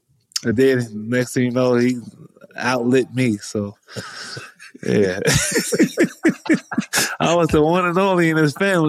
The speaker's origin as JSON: {"language": "English", "town": "Los Angeles", "region": "California", "country": "United States", "tie": "born or raised there", "said": "I was born and raised in South Central, West LA."}